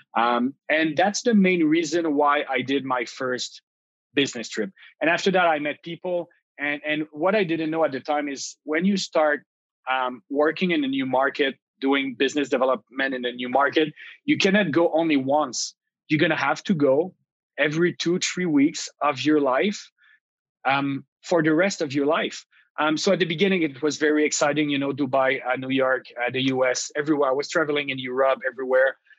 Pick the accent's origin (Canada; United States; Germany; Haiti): Canada; Gatineau, Quebec; moved away as an adult; now in Montreal, Canada; I come from the Ottawa region on the Quebec side, so Gatineau. I grew up there